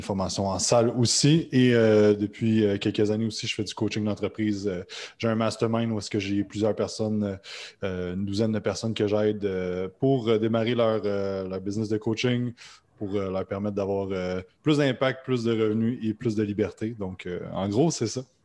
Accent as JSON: {"language": "French", "region": "Quebec", "country": "Canada", "said": "comme vous l'entendez avec ma voix, je suis québécois"}